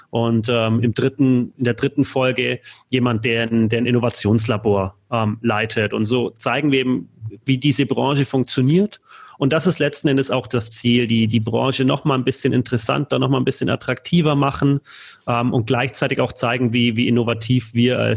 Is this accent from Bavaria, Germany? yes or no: yes; Munich, Bavaria, Germany; als Münchener äh, Paulaner Spezi, das ist einfach hier